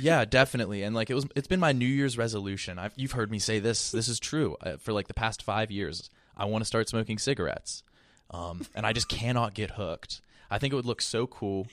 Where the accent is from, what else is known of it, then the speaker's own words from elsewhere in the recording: West Virginia, United States; also born or lived in Columbus, Ohio; now in New York, United States; I'm from, like, a really small town in West Virginia